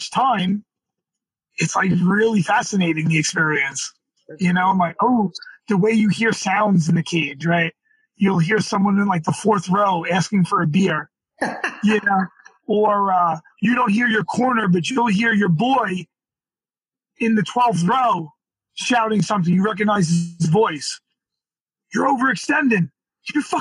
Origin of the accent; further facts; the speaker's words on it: New York City, New York, United States; we were from Brooklyn, we're from Brooklyn